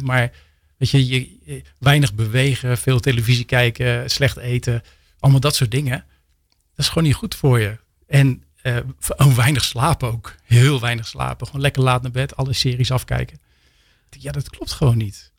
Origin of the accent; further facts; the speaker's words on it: Rotterdam, South Holland, Netherlands; In Rotterdam, delshaven